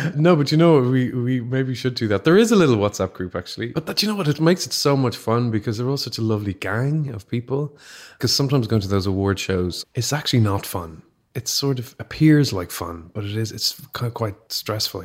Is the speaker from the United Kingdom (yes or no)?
no; Ireland; growing up in Catholic Ireland